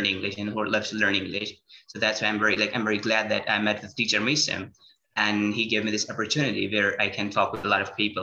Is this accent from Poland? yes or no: no; Pakistan; English is a second language; I'm from Pakistan